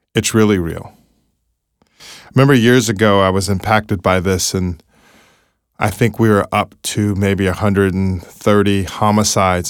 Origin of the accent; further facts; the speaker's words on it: California, United States; now in Baltimore, United States; my home state of California